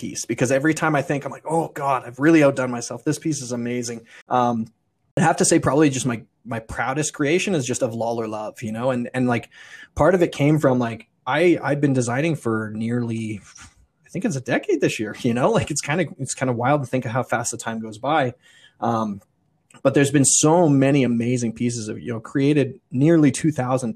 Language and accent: English; Stettler, Alberta, Canada; also born or lived in Red Deer; now in Stettler, Canada; I'm from Stettler